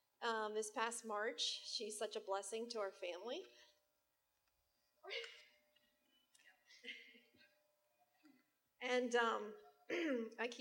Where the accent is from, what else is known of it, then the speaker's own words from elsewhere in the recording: Pennsylvania, United States; moved away as an adult; we're originally from Pennsylvania, we've only been here 2.5 years